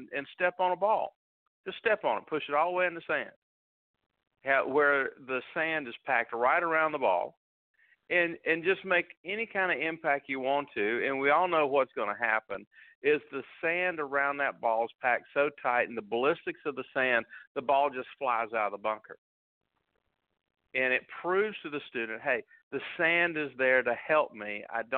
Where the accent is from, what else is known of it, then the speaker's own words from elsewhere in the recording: Northwest Florida, United States; I grew up in Northwest Florida